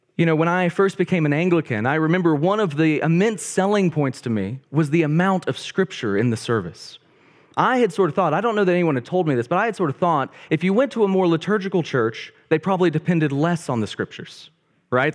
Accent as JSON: {"language": "English", "town": "Bryant", "region": "Arkansas", "country": "United States", "tie": "born or raised there", "said": "I grew up in a town called Bryant, Arkansas"}